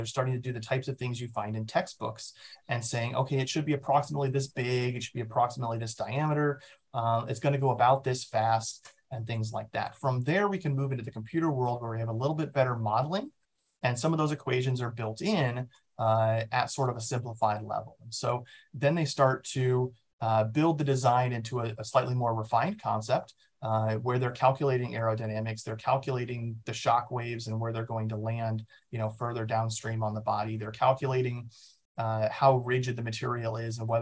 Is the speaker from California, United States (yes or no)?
no; Omaha, Nebraska, United States; I was born in Omaha, Nebraska. I went to Millard South High School, which is sort of in the suburbs there